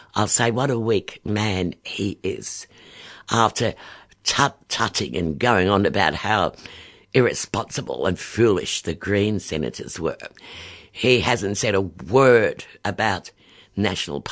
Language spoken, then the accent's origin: English; Victoria, Australia; also born or lived in Clifton Hill, Melbourne; being born a Victorian as well as an Australian